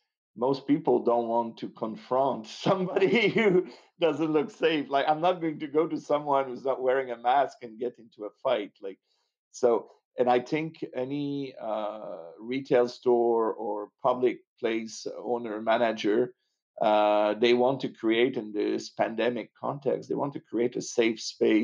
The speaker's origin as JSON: {"language": "English", "town": "Montreal", "region": "Quebec", "country": "Canada", "accent": "French", "moved": "yes", "lives_now": "Los Angeles, United States", "said": "I'm French Canadian. I'm originally from Montreal"}